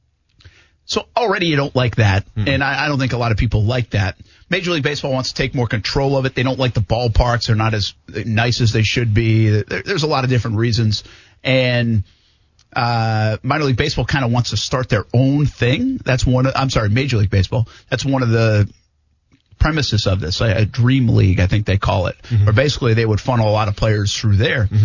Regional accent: Pawtucket, Rhode Island, United States; moved away; I grew up around the Pawtucket Red Sox. It was a big thing back home

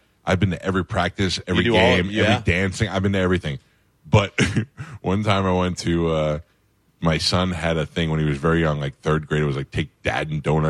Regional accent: New York, United States; I'm from New York.

